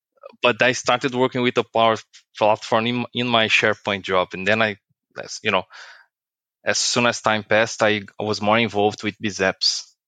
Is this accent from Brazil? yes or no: yes; Brazil; English is a second language; moved away as an adult; now in Ireland; I live in Ireland, but I'm not from Ireland. So I am from Brazil. So I was born in Brazil. I worked with Microsoft Technologies for a long time, since 2008. Then I moved to Ireland in 2018, the beginning of the year.